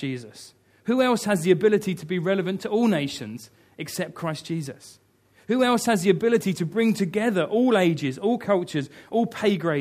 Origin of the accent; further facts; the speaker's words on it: United Kingdom; I love being British.